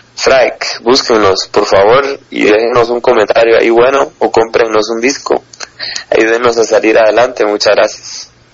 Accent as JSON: {"language": "Spanish", "country": "Guatemala", "said": "sí somos de Guatemala"}